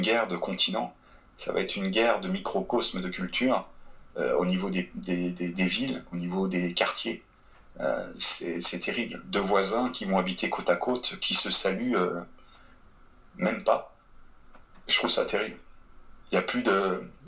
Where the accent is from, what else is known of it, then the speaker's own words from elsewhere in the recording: France; moved away as an adult; now in Quebec, Canada; en tant que Français